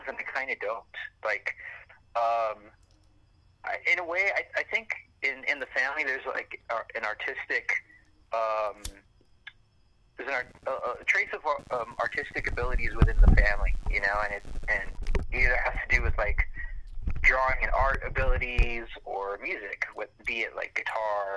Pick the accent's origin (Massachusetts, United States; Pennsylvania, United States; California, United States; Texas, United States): California, United States; Los Angeles; I come from Los Angeles near downtown. So I was born and then spent a couple years in a place called Echo Park.